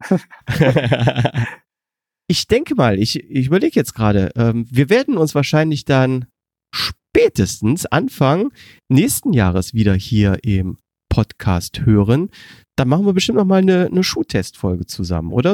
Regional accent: Germany; als Deutscher

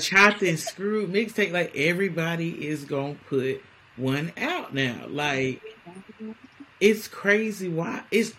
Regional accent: Houston, Texas, United States; I'm from Houston, Texas.

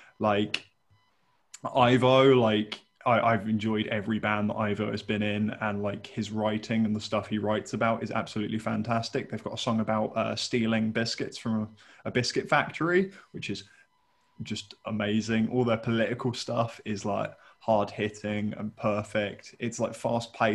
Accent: Reading, South East England, United Kingdom; growing up in the Reading local scene

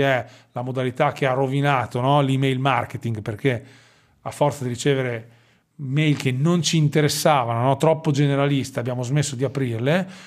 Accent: Forlì, Emilia-Romagna, Italy; accent: Romagnolo; sono romagnolo, come probabilmente il mio accento eh, rivelerà. No? Noi abbiamo questa S strascicata che normalmente fa simpatia e spero che sia così anche per i tuoi ascoltatori. Sono di Forlì

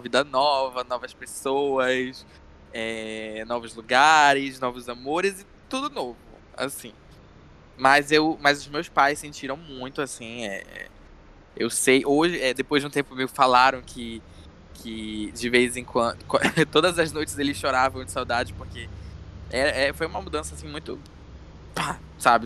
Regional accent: Castanhal, Pará, Brazil; moved away as an adult; now in Belém, Brazil; eu sou de Castanhal, que é uma cidade que fica a 70 quilômetros mais ou menos de Belém

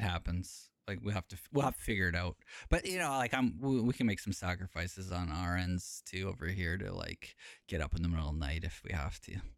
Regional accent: Canada; moved away as an adult; now in Japan; So I'm r, from Canada, uh, and actually Palbert is the closest, biggest city from my hometown.

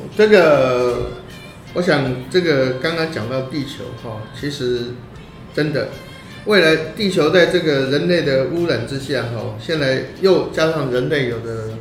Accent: Taiwan; 我是台湾人

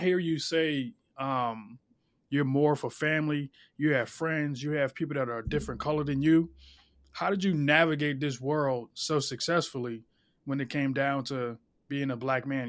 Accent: Philadelphia, Pennsylvania, United States; I'm from South Philly, and everybody, you, it's a melting pot down there

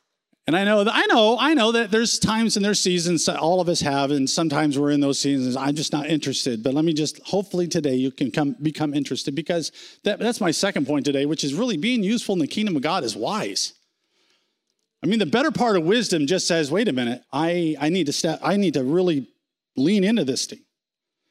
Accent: United States; We're American

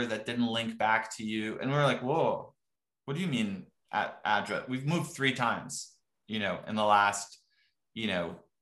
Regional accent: Morocco; moved away; also born or lived in Texas; I'm originally from Morocco

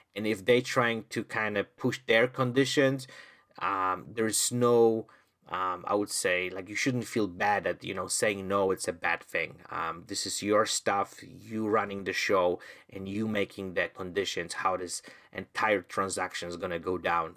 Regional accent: Poland; now in Canada; I'm originally from Poland

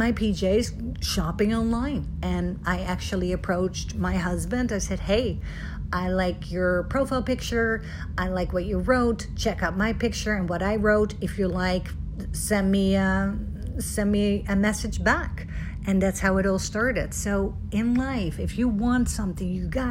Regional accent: Netherlands; moved away; I'm from Holland originally

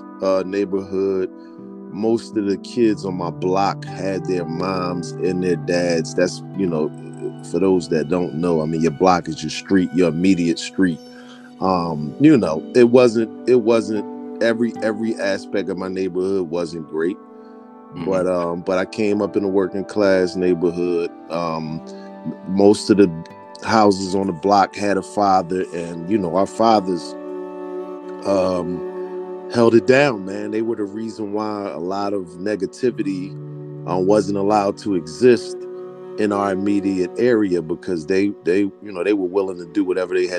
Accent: Philadelphia, Pennsylvania, United States; I'm a kid from Southwest Philadelphia

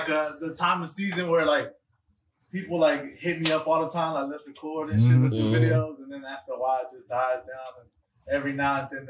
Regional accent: Durham, North Carolina, United States; I'm from Bull City

